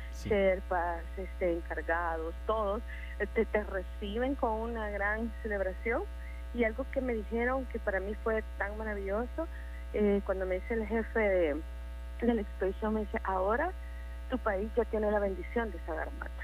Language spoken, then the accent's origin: Spanish; El Salvador; Como salvadoreños